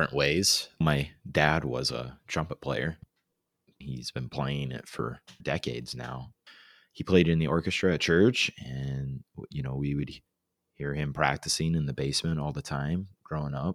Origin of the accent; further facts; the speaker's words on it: Fort Wayne, Indiana, United States; I was born and raised in Fort Wayne, Indiana